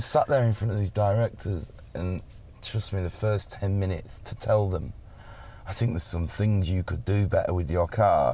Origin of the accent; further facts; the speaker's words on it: Settle, Yorkshire and the Humber, United Kingdom; moved away; also born or lived in London; And I'm from Settle. Yeah, which right, is this yeah, little tiny little town in the middle of the North Yorkshire Dales.